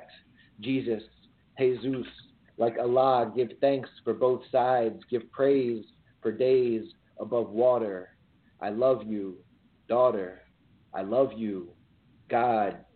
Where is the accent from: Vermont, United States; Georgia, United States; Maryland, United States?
Maryland, United States; Crofton; also born or lived in Boston; now in Washington, D.C., United States; So I was born here in D.C. I was raised out in Crofton, Maryland.